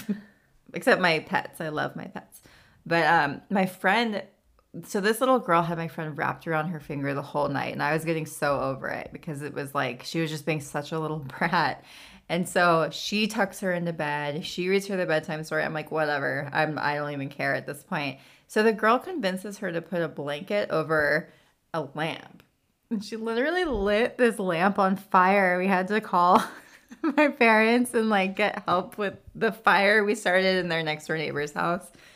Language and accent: English; California, United States; moved away as an adult; now in Tennessee, United States; every time I go home